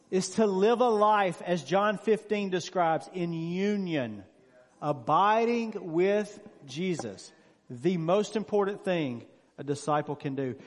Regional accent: Mississippi, United States; moved away; I'm originally from Mississippi. Of course, I don't live there now. All my friends I grew up with were from Mississippi

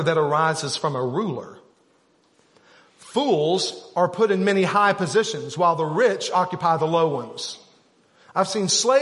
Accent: Arkansas, United States; We're from Arkansas

